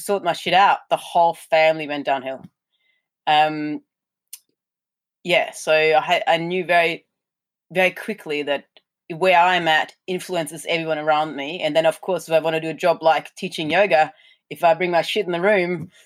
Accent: Germany; moved away as an adult; now in Australia; I'm German. Well, I've been here for 20 years now, but I was born in Germany

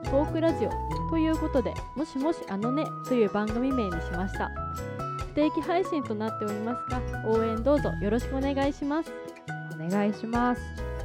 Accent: Gifu, Japan; 出身が岐阜

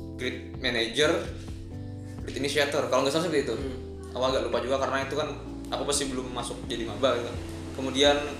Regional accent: Banjarbaru, South Kalimantan, Indonesia; moved away; aku asli orang Banjar Baru

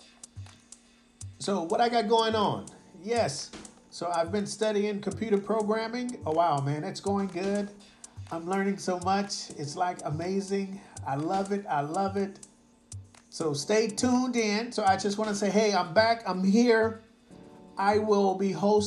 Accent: United States; now in Osaka, Japan; I'm from America

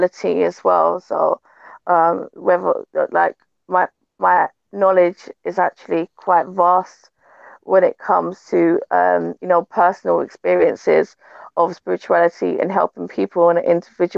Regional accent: London, United Kingdom; moved away; also born or lived in Jamaica (heritage); my background is a Jamaican heritage, like born and raised in London, in a place called Brixton

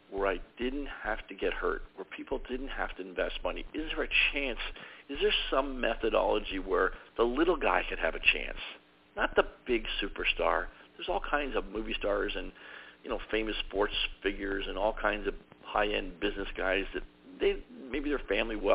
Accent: Toronto, Ontario, Canada; I'm originally from Toronto, Canada

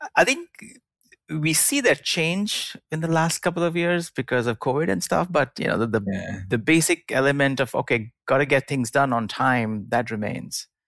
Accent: India; moved away; i grew up in india

